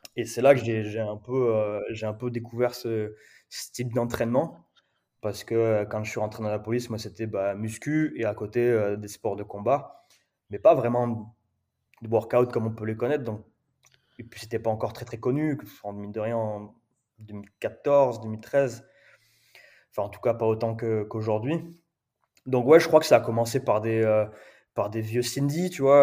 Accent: Perpignan, Occitania, France; moved away as an adult; also born or lived in Paris; now in La Réunion, France; en grandissant euh, à Perpignan

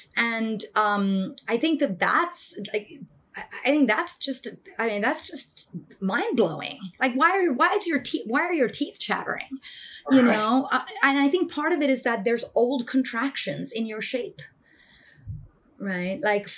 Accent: India; And like, I come from India and like, you know, I grew up around meditation with my grandfather early in the mornings

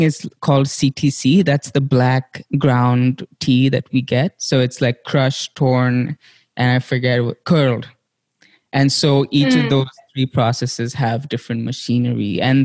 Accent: India; now in United States; growing up in India

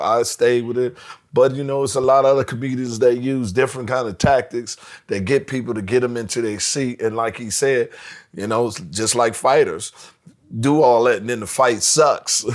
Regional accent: Washington, District of Columbia, United States; I'm from Washington D.C.

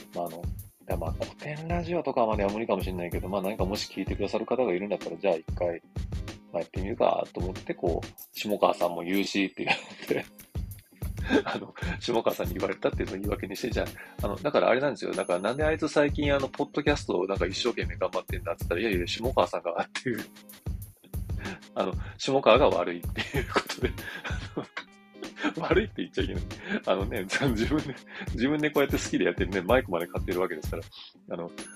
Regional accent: Kyoto, Japan; accent: Kansai-ben; moved away; also born or lived in Tokyo; 東京に来ると、あの、京都から来ました

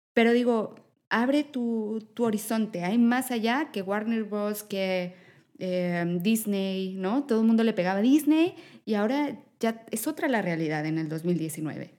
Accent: Mexico; yo, mexicana

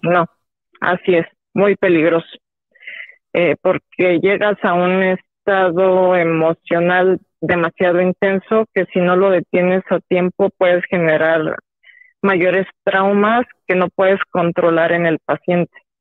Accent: State of Mexico, Mexico; del Estado de México

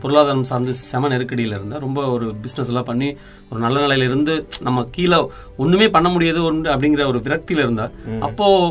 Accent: Coimbatore, Tamil Nadu, India; நான் கோவை தான்

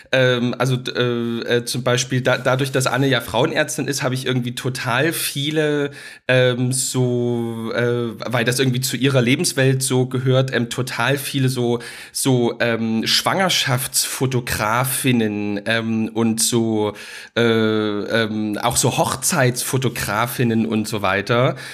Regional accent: Dresden, Saxony, Germany; in Dresden, wo ich aufgewachsen bin

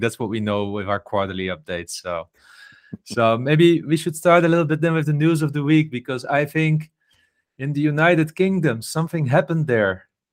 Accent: Netherlands; I come from the Netherlands

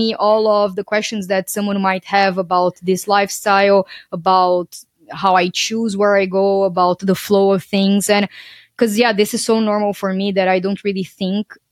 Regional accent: Brazil; moved away as an adult; also born or lived in Portugal; I'm originally from Brazil

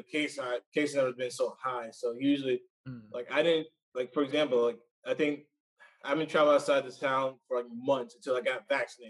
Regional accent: Blythewood, South Carolina, United States; Blythewood. This is pretty much near the capital of Columbia.

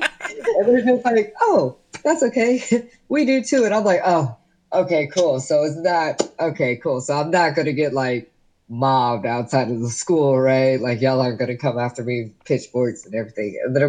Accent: Gwinnett County, Georgia, United States; growing up in Gwinnett County, where everything is white and Christian

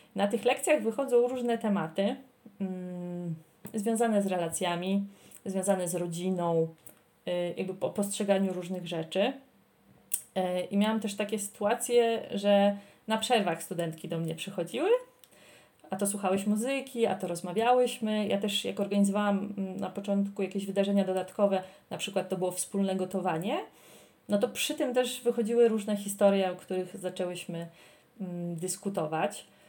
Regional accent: Poland; moved away as an adult; now in Armenia; jestem z Polski. Ja, tu stoi przed nimi najprawdziwsza Polka

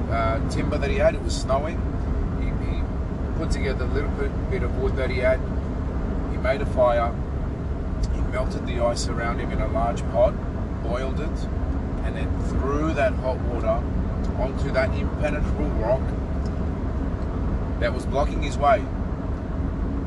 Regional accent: Sydney, New South Wales, Australia; also born or lived in Melbourne, Australia; I was born in Melbourne and was moved out of Melbourne at the age of 11 to live in Sydney.

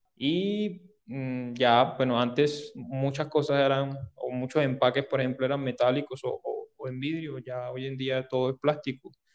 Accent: Sahagún, Córdoba, Colombia; accent: Caribbean; moved away as an adult; now in Medellín, Colombia; yo soy de Sagún, Córdoba, aunque bueno, ya tengo casi 11 años de, estar por acá en Medellín, desde que me vine a estudiar a la, a la Antioquia

